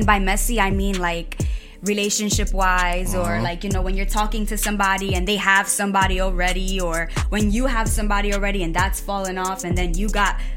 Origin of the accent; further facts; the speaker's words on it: New York City, New York, United States; I was raised there